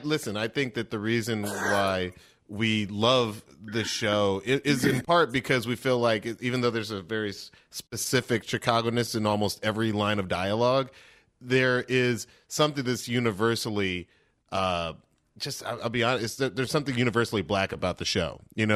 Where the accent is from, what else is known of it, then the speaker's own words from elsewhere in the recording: Atlanta, Georgia, United States; I grew up in a big black family. I'm from the Southwest Atlanta.